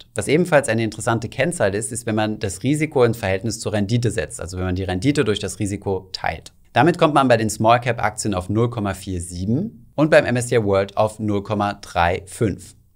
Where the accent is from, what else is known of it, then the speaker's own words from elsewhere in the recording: Germany; bei uns in Deutschland